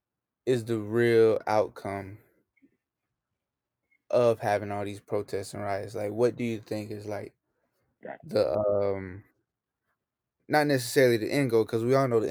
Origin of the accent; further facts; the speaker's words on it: United States; we are in America and because we were born and raised here